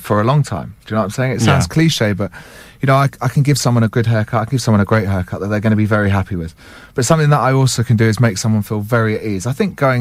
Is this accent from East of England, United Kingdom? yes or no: yes; St Albans, East of England, United Kingdom; I actually grew up in St Albans myself.